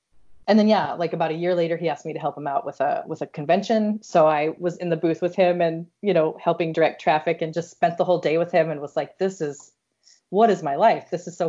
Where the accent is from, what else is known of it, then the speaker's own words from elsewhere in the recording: Iowa, United States; I'm from Iowa.